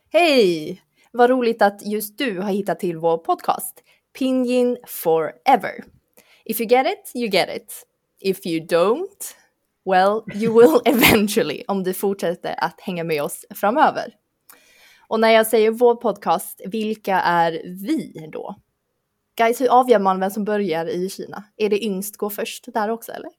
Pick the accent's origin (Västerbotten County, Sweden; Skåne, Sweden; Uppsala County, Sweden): Skåne, Sweden; Lund; moved away as an adult; also born or lived in Taiwan; now in Stockholm, Sweden; Men jag har vuxit upp i Skåne, eh, framförallt i Lund och Lomma, eh, men bor i Stockholm sedan 14 år tillbaka